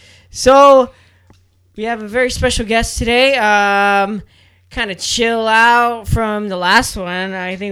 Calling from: San Diego, California, United States; We are reporting from San Diego, California, where it's finally cooling down.

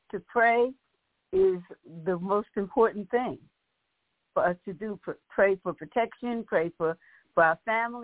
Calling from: Raleigh, North Carolina, United States; I'm calling from Raleigh, North Carolina

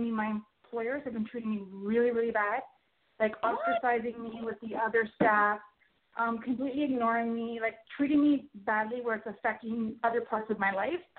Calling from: Toronto, Ontario, Canada; I'm calling from Toronto, Canada.

